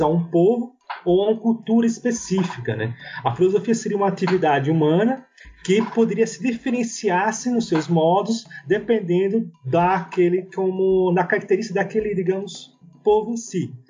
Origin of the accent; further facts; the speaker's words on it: Brazil; enquanto brasileiros